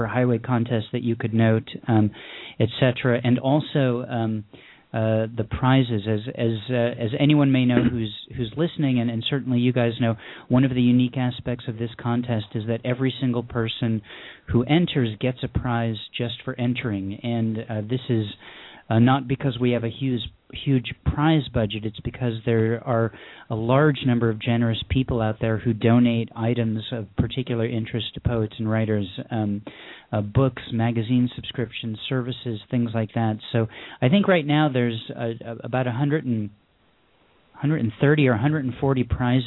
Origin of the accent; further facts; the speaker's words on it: Syracuse, New York, United States; now in Los Angeles, United States; I'm from Los Angeles now, but the last time I was at the YMCA in Syracuse, I was attending summer camp at their day camp, and I was probably about 8 years old.